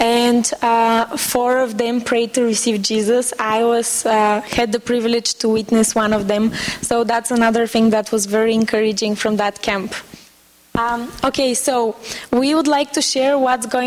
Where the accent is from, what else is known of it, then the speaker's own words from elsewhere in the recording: Bulgaria; also born or lived in Macedonia; I am from Bulgaria, and I became a believer as a student in Sofia